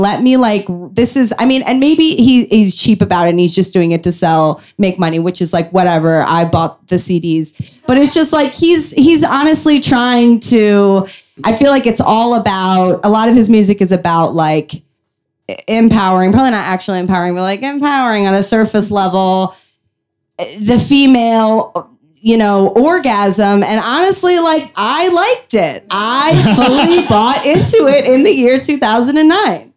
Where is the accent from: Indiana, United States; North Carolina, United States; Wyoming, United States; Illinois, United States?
Illinois, United States; Chicago; I grew up in Chicago